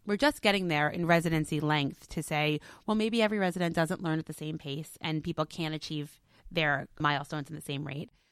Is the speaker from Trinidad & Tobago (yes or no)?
no; New York City, New York, United States; I was born in Brooklyn